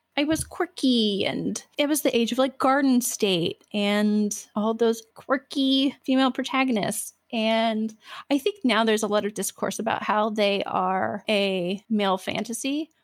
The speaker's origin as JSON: {"language": "English", "region": "the Bible Belt", "country": "United States", "tie": "born or raised there", "said": "I grew up in the Bible Belt"}